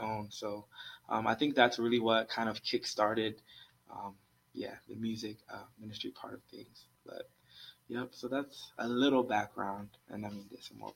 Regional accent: Columbus, Ohio, United States; also born or lived in Maryland; I basically say I grew up here in Columbus because I went to elementary school here, middle school here, high school, college.

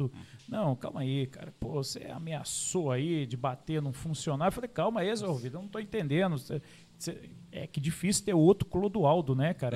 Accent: Caçapava, São Paulo, Brazil; also born or lived in São José dos Campos; nasci aqui em São José dos Campos, uhum. né? Aí depois, com uns oito anos, fui Uh, fomos né, para Caçapava

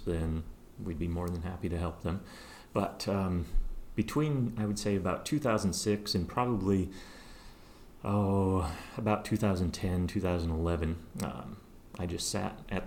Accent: Kettle Falls, Washington, United States; also born or lived in Seattle; now in Spokane, United States; Eastern Washington boy. I grew up in Kettle Falls up here north of town

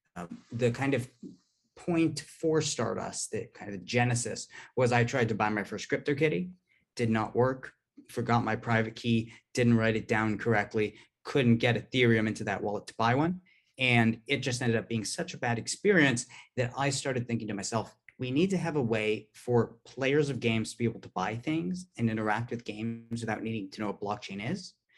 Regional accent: Palo Alto, California, United States; I'm from Palo Alto originally

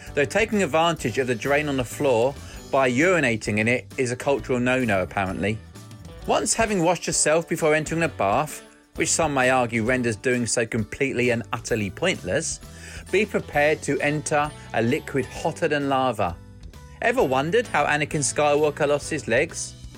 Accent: England, United Kingdom; moved away as an adult; now in Japan; I'm from England but live in Japan. Being British

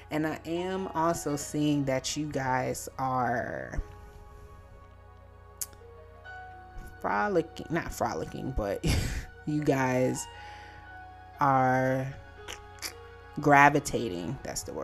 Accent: Virginia, United States; my home state, and that's Virginia

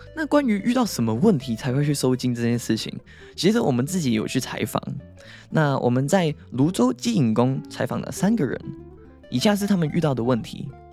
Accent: Hong Kong; now in Taiwan; 因为我以前在香港

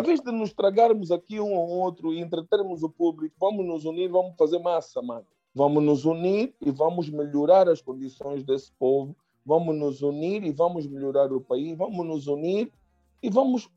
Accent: Angola; nós angolanos

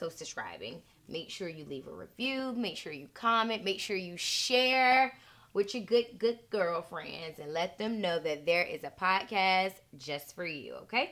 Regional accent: Norfolk, Virginia, United States; I'm from Norfolk

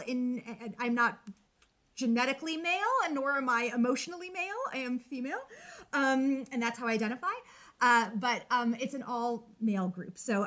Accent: New York, United States; moved away as an adult; also born or lived in Binghamton, New York; now in Washington, D.C., United States; I'm from New York

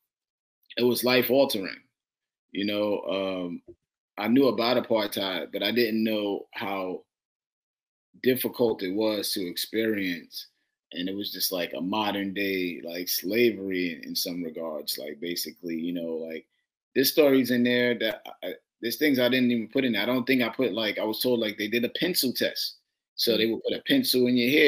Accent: New York City, New York, United States; I'm from Brooklyn

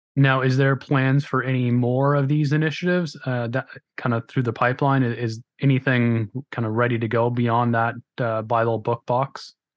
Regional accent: Grimsby, Ontario, Canada; accent: Canadian; I am from Southern Ontario in Canada. You can probably tell by the Canadian accent, A Uh, in a little town called Grimsby

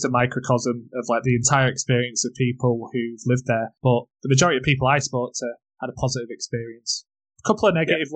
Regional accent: England, United Kingdom; I'm from England.

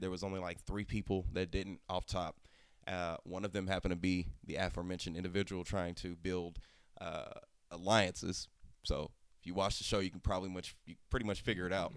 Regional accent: Oklahoma, United States; I'm from Oklahoma.

